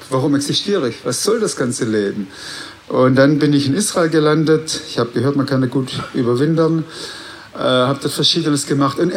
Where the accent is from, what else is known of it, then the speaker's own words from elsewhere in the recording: Baden-Württemberg, Germany; Äh, meine Geschichte ganz kurz. Ich bin aufgewachsen auf der Schwäbischen Alb.